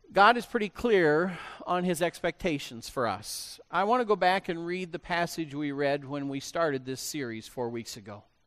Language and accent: English; Illinois, United States; I grew up on a farm and I can just see this whole process happening on farms, where I grew up in Illinois